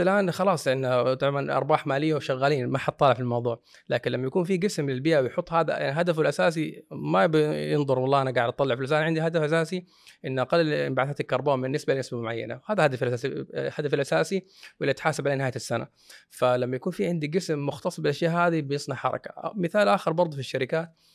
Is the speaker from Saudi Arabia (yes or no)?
yes; Saudi Arabia; عندنا في السعوديه